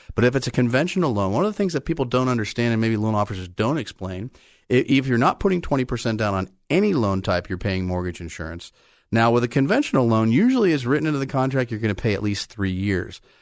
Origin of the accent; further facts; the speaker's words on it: Bay Area, California, United States; I grew up in the Bay Area.